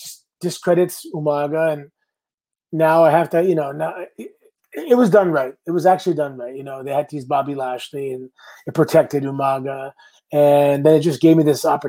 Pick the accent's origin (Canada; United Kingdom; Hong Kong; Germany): Canada; I had to go home, get my visa because I'm Canadian.